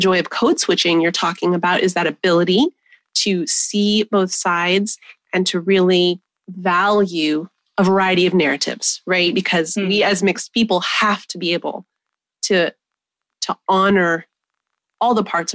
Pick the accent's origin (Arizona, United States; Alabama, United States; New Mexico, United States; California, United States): New Mexico, United States; I was born 20 minutes from where I was raised in New Mexico